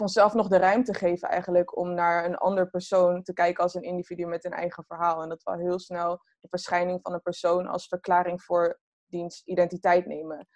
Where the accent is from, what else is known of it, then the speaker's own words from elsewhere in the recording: Groningen, Netherlands; moved away as an adult; ik ben wel geboren en getogen in Groningen. Tot mijn achttiende.